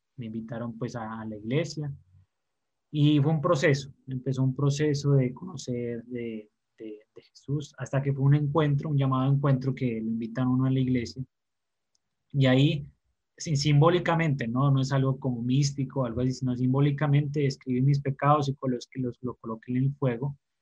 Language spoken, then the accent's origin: Spanish; Pasto, Nariño, Colombia; also born or lived in Bogotá; me crié en la ciudad de Pasto, aquí en Colombia, nací en Bogotá, pero me crié en Pasto